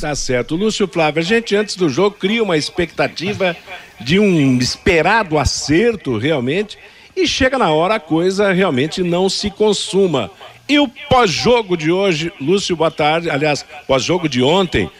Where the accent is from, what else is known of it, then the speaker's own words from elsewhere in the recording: Brazil; sou brasileiro mesmo